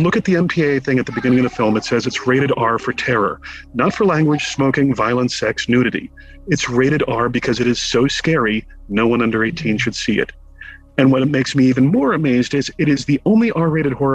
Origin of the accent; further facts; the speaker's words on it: Connecticut, United States; growing up in Connecticut